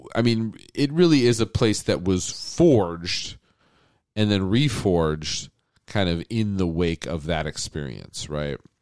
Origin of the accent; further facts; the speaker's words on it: United States; I grew up on Disney animation, just like every American kid